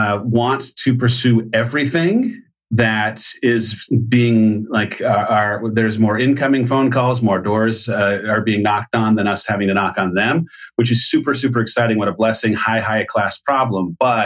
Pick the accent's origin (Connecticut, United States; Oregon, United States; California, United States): California, United States; San Clemente; now in Austin, United States; San Clemente, California.